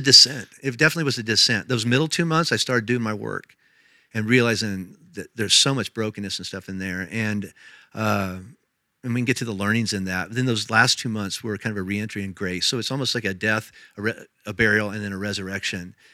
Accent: Indiana, United States; moved away as an adult; also born or lived in Tennessee / Kentucky; now in Colorado, United States; I was raised in Indiana

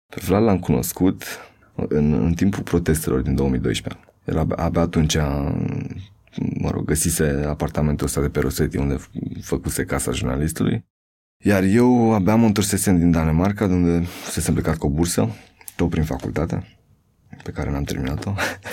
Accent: Buhuși, Bacău County, Romania; moved away; Sunt din Bucuști

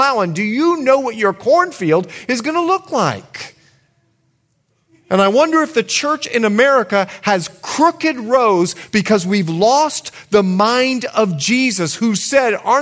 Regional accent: Bahamas; now in United States; I grew up in the Bahamas

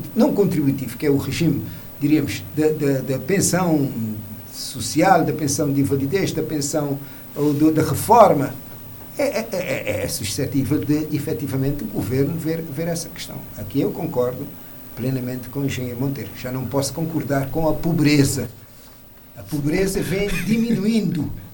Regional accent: Mindelo, São Vicente, Cape Verde; como mindelense e menino de São Centro

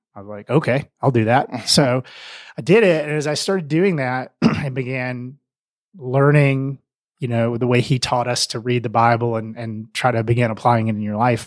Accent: Mississippi, United States; moved away as an adult; also born or lived in Middle Tennessee / Atlanta, Georgia; now in Denver, United States; I grew up in the South, which um, the long version of that, I was born in Middle Tennessee, just west of Nashville, a really tiny town, uh, and then moved to Mississippi when I was in uh, elementary school

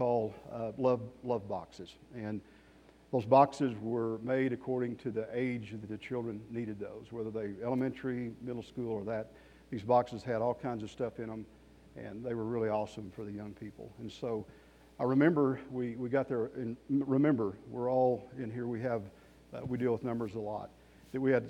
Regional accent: Amarillo, Texas, United States; moved away as an adult; now in Colorado Springs, United States; I'm from Amarillo, Texas. I pastored on staff at Trinity Fellowship Church for 30 years. I've been in Colorado Springs for 6 years

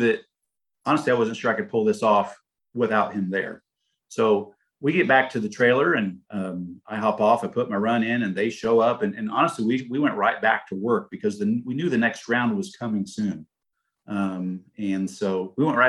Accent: Indianapolis, Indiana, United States; we're from Indy

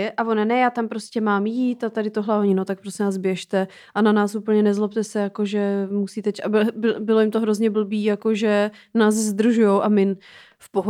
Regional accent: Serbia; Czech is a second language; now in Czech Republic

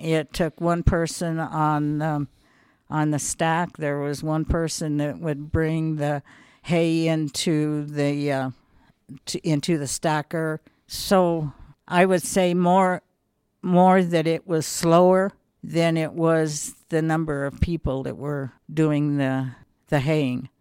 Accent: Wet Mountain Valley, Colorado, United States; also born or lived in Cañon City, Colorado; I was born in Canyon City just because that was the hospital

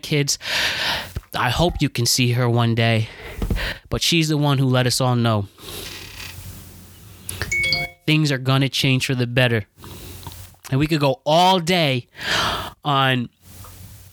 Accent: United States; we as individuals, as citizens of the United States of America

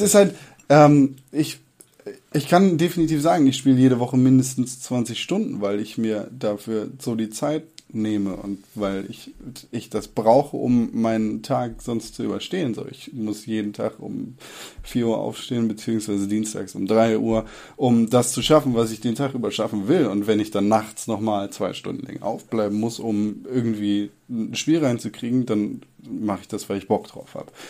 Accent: Northern Germany, Germany; ich komme aus Norddeutschland und mein Leben lang in meiner Kindheit gab es in Norddeutschland jeden Sommer Regen.

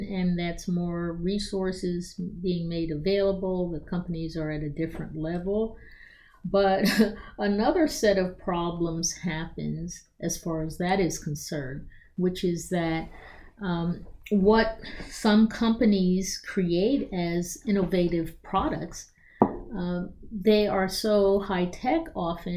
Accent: Philadelphia, Pennsylvania, United States; also born or lived in Hong Kong; now in Rockville, United States; I'm from Philadelphia, but I needed to be in America because my parents were older

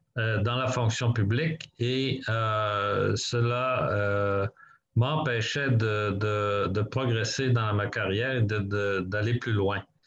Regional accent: Quebec, Canada; moved away as an adult; now in Toronto, Canada; moi, j'ai grandi au Québec

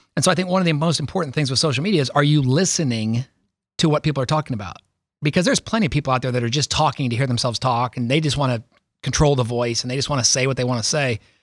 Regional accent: Columbus, Ohio, United States; also born or lived in Billings, Montana / Ithaca, New York; moved us to Columbus in early seventies. I was born in Montana, my brother was born in Montana, my younger brother's born in Ithaca, New York, and then we moved to Columbus. So I grew up

